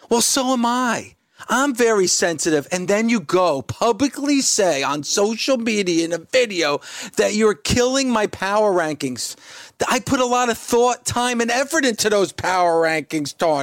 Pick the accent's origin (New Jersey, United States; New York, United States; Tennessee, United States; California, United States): New Jersey, United States; I'm from Jersey